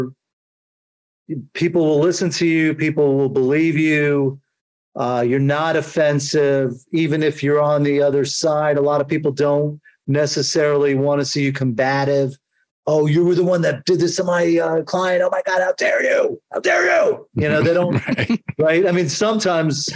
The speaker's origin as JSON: {"language": "English", "region": "New York", "country": "United States", "accent": "New York", "said": "I sound like I'm from New York"}